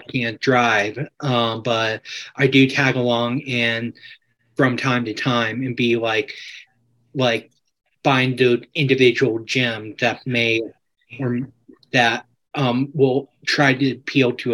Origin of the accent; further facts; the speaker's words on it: Atlanta, Georgia, United States; moved away as an adult; also born or lived in Greensboro, North Carolina; now in Asheville, United States; I pretty much grew up in Atlanta pretty much my whole life. I mean, I was born in Greensboro, North Carolina